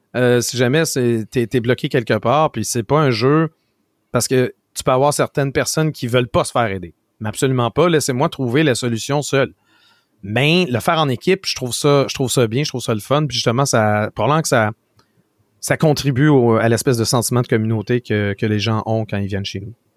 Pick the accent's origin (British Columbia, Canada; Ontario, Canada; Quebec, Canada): Quebec, Canada; On est québécois